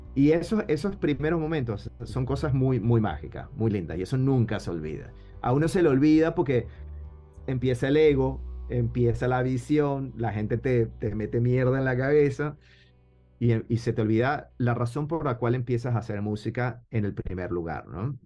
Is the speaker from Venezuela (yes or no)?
yes; Venezuela; also born or lived in Buenos Aires, Argentina; básicamente crecí en Venezuela